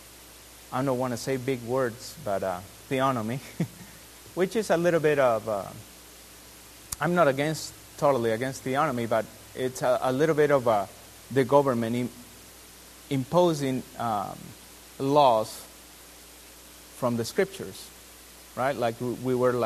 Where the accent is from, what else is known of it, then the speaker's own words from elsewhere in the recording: Peru; now in United States; I'm from Peru